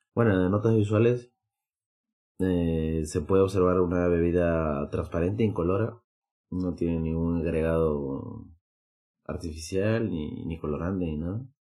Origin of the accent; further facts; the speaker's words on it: Peru; now in Madrid, Spain; soy de Perú